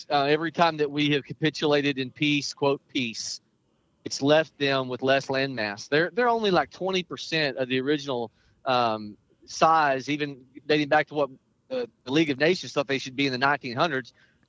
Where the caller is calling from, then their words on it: Missouri, United States; I am calling you from Cole County. I'm headed to the airport.